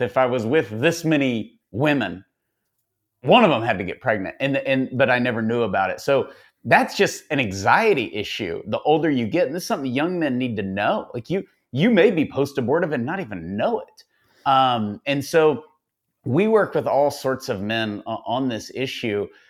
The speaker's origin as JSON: {"language": "English", "town": "Tyler", "region": "Texas", "country": "United States", "said": "I'm from Tyler"}